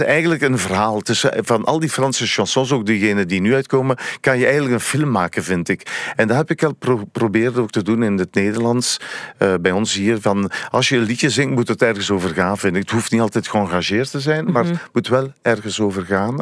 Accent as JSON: {"language": "Dutch", "town": "Oudenaarde", "region": "Flanders", "country": "Belgium", "said": "Ik ben afkomstig van Oudenaar. Dat ligt net naast René Ronse."}